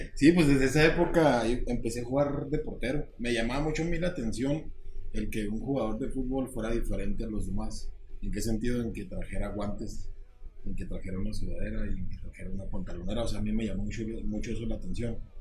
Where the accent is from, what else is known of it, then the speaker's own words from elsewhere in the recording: State of Mexico, Mexico; moved away; also born or lived in Chihuahua / Ciudad Juárez; de donde soy yo, soy nativo del Estado de México